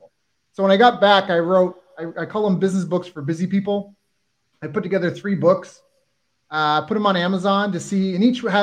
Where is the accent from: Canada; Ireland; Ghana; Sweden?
Canada; moved away as an adult; also born or lived in San Diego / Japan / Kingston, Ontario / Philippines; I'm Canadian, and I'd spent some time in San Diego